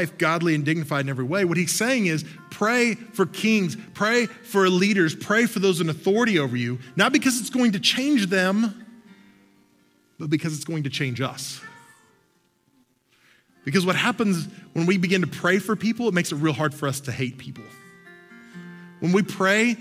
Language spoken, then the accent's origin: English; Oklahoma, United States; moved away as an adult; also born or lived in Texas; I grew up in Oklahoma and spent a lot of time in Texas